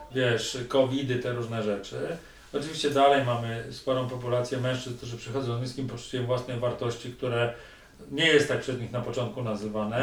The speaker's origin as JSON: {"language": "Polish", "town": "Tychy", "region": "Silesian Voivodeship", "country": "Poland", "tie": "born or raised there", "said": "wychowałem się w Tychach zaraz koło lodowiska"}